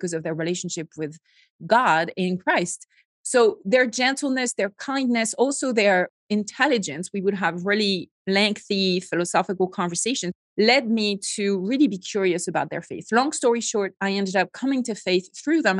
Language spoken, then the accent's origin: English; Bordeaux region of France, Nouvelle-Aquitaine, France; accent: French; English is a second language; moved away as an adult; I grew up in a very typical middle-class French family